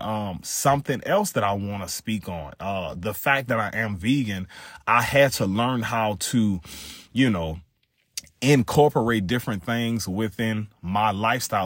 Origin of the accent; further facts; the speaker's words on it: South Louisiana, United States; I grew up in Louisiana